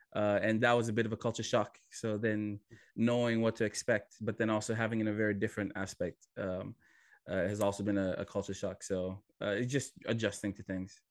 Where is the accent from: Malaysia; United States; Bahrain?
United States; Hawaii; moved away as an adult; also born or lived in Fiji / California; now in Swansea, United Kingdom; I am originally from Fiji, uh, then grew up in Hawaii, uh, went to school in college in California